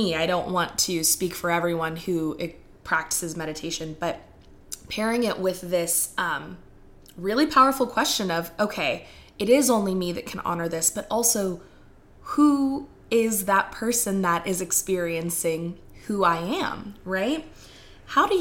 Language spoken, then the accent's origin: English; Texas, United States; I'm from Texas. I live in the Bible Belt